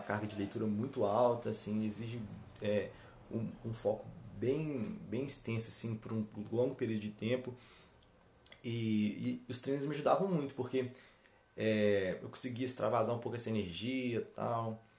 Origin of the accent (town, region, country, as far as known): Ervália, Minas Gerais, Brazil; born or raised there